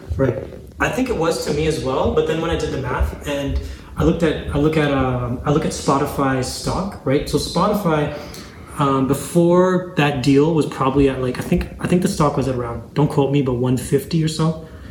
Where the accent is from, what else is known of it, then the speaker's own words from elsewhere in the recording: Zambia; I was born in Zambia, Africa, in the in the heart of Africa